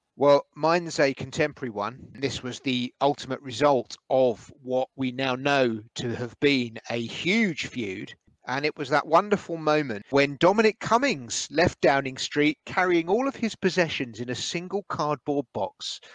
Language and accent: English; Edgware, London, United Kingdom; growing up in Edgware